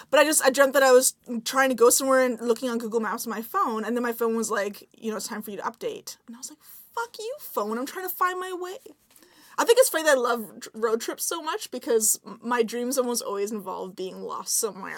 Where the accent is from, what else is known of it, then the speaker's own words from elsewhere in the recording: Victoria, British Columbia, Canada; now in Vancouver, Canada; because I grew up in Victoria and there's nowhere else to go